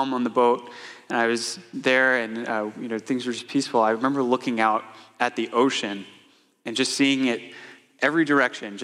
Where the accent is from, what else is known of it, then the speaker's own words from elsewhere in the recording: Atlanta, Georgia, United States; moved away as an adult; my wife Casey and I moved up here from Atlanta, Georgia 5 years ago, and that's where we grew up.